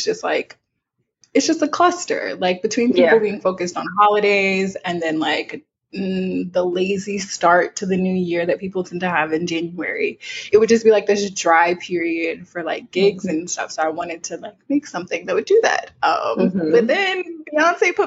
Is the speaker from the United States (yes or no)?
yes; South Louisiana, United States; I'm from South Louisiana